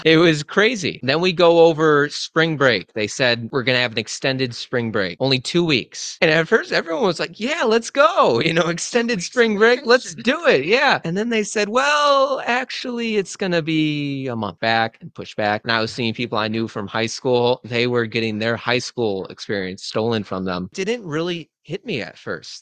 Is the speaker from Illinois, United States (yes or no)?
yes; Illinois, United States; now in Duluth, United States; I'm from Illinois